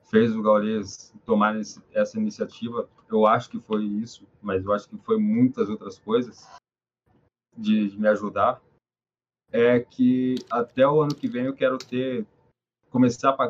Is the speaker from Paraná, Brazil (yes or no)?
yes; Ponta Grossa, Paraná, Brazil; now in Curitiba, Brazil; Em 2013, que foi quando eu vim de Ponta Grossa para Curitiba, que eu morei na rua quase um ano, passei o Natal na rua, aliás.